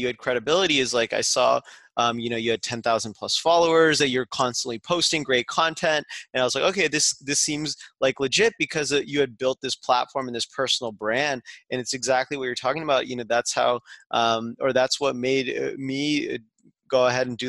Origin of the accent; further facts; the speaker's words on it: Las Vegas, Nevada, United States; moved away; we were in Vegas in my hometown